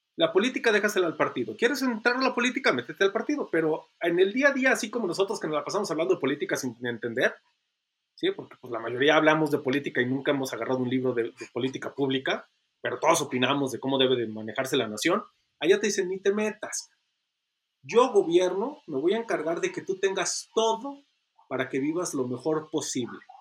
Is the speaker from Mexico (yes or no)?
yes; Mexico; also born or lived in China